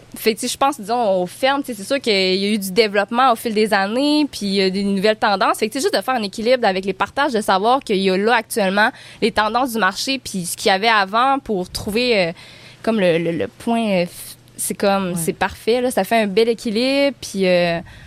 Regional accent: Baie-Comeau, Quebec, Canada; j'ai grandi à Bécomo.

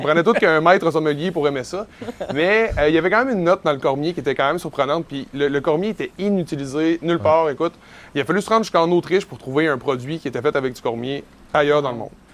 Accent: Côte-Nord, Quebec, Canada; quand on était jeune, puis qu'on a grandi sur la Côte-Nord

